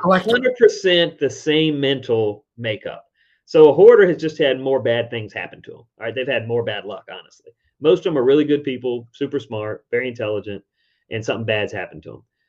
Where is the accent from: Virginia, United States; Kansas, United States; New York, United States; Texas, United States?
Virginia, United States; Richmond; my hometown, Richmond, Virginia